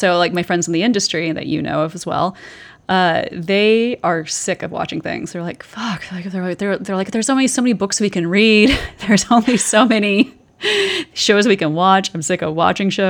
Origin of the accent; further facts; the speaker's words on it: the South, United States; I was raised in the South